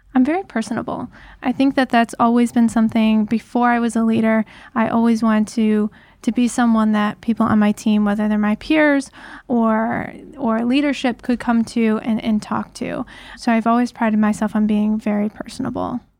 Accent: Detroit region, Southeast Michigan, United States; I grew up in Southeast Michigan, so right here in in the Detroit region

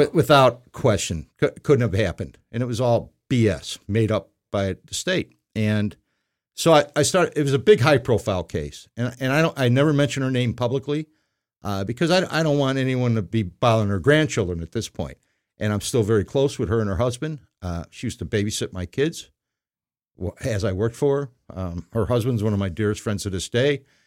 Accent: Burbank, Illinois, United States; also born or lived in South Side, Chicago; grew up in Burbank, which is on the edge of Chicago

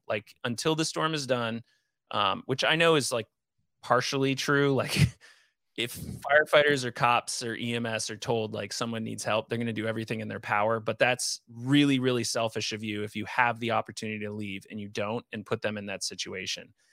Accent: Northeast, United States; growing up in the Northeast

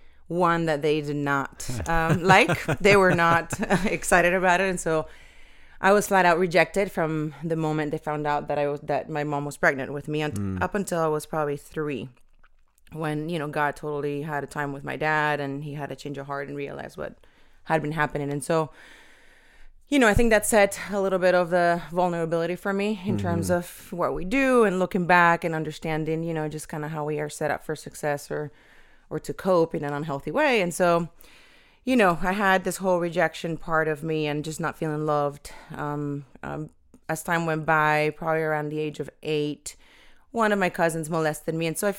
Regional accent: Venezuela; born there; So I was born in Venezuela, South America, and PK.

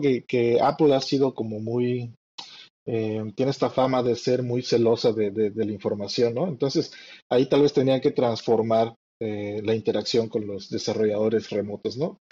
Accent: Yucatán, Mexico; lo cual me delata como yucateco. Eh, vivo en la ciudad de Mérida

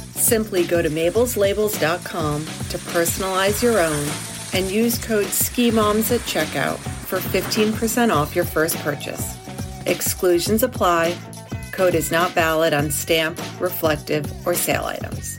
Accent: Maryland, United States; growing up in Maryland

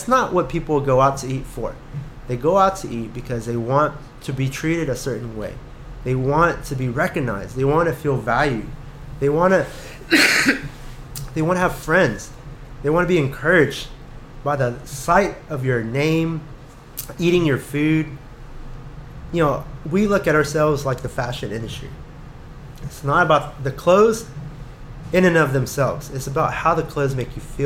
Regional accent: Katy, Texas, United States; also born or lived in Austin; I grew up in the Katy School District system

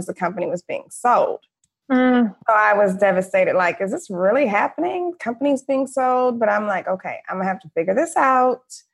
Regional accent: Detroit, Michigan, United States; moved away as an adult; also born or lived in Florida / Los Angeles; I grew up middle class in Detroit, Michigan

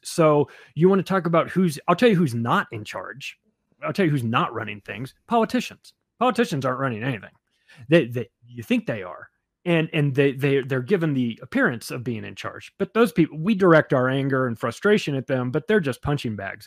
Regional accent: United States; as an American

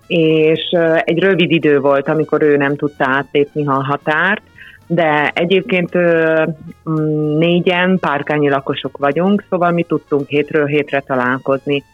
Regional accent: Upper Hungary, Felvidék, Slovakia; mi, mint felvidéki zenészek

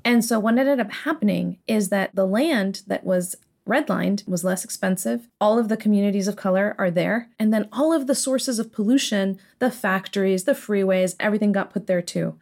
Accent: San Diego, California, United States; so I grew up in Southern California, in San Diego.

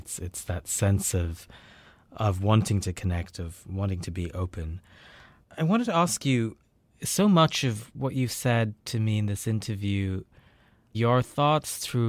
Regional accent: India; now in United States

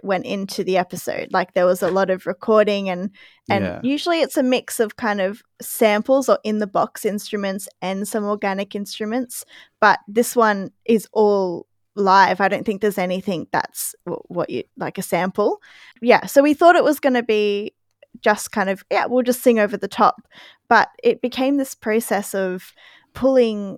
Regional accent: Queensland, Australia; it just took me back to growing up in Queensland

